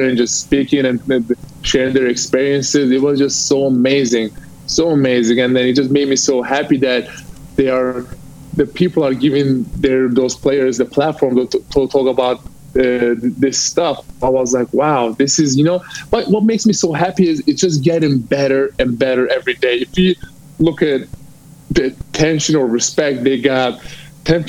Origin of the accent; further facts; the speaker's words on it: Turkey; now in United States; I'm from Turkey.